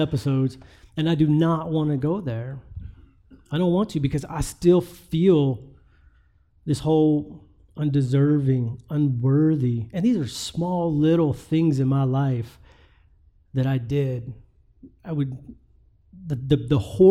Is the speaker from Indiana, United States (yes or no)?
no; West Virginia, United States; I'm from West Virginia